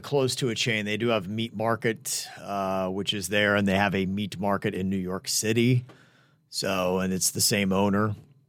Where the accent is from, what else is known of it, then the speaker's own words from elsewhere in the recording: Bahamas; I am from the Bahamas, and it's a big day.